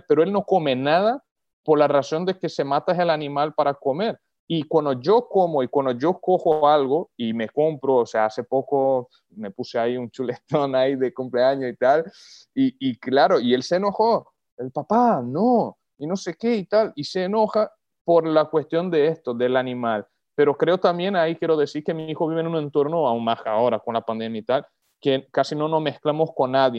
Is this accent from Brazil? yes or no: yes; Brazil; yo soy brasileño